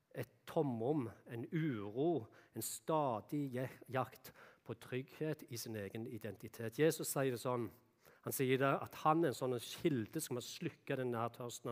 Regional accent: Jæren, Rogaland, Norway; moved away; der jeg kom ifra, ifra Jæren, da, så er det mye bondegård

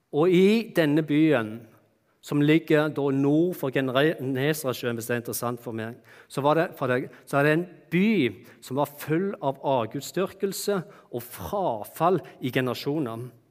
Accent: Bryne, Rogaland, Norway; moved away; jeg kommer fra det vakre Jæren og Bryne. Og slik som det var når jeg vokste opp, da, så vokste jeg opp eh, hjemme i et hus som bare var et steinkast, et kort steinkast fra Bryne stadion

